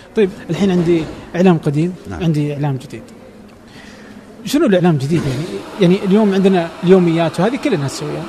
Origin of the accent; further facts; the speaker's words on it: Saudi Arabia; عندنا في السعودية